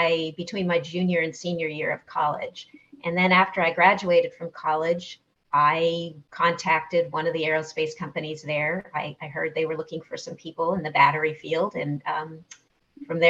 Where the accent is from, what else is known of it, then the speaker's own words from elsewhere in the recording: Southern California, United States; I grew up in Southern California